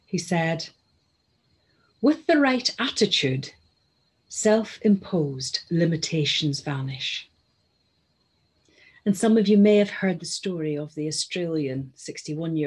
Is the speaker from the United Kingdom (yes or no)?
yes; Northern Ireland, United Kingdom; moved away; You'll have gathered from my accent that I am originally from Northern Ireland and brought up there.